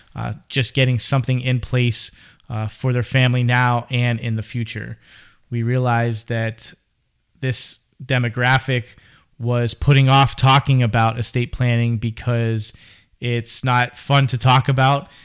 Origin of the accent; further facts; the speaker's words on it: Pittsburgh, Pennsylvania, United States; now in Florida, United States; I am originally from Pittsburgh, Pennsylvania, born and bred